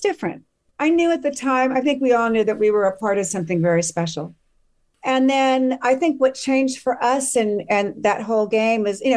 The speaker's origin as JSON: {"language": "English", "region": "Southern California", "country": "United States", "tie": "born or raised there", "said": "growing up in Southern California, there was not a whole lot to be angry about"}